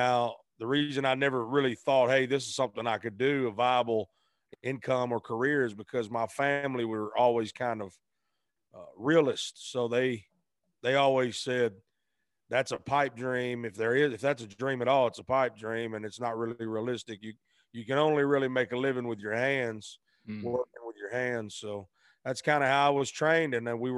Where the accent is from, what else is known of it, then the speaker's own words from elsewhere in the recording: Arkansas, United States; Grew up across the bridge in Arkansas.